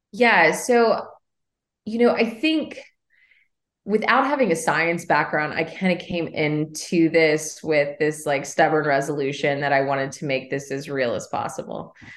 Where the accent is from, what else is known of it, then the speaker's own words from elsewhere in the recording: Henry County, Kentucky, United States; moved away as an adult; also born or lived in New York City, United States; So I was born and raised in Kentucky. I actually grew up in Henry County